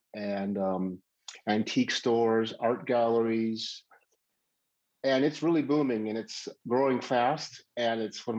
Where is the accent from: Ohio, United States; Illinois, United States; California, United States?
Ohio, United States; Cincinnati; moved away as an adult; also born or lived in Indianapolis, Indiana; now in Las Vegas, United States; I grew up in Cincinnati. I went to University of Cincinnati for industrial design.